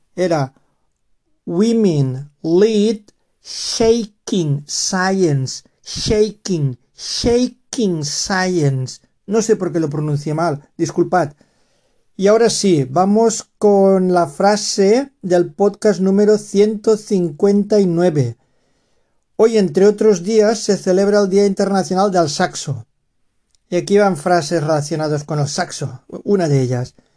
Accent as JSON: {"language": "Spanish", "region": "Valencian Community", "country": "Spain", "first_language": "Spanish", "said": "aquí la comunidad valenciana de donde soy yo"}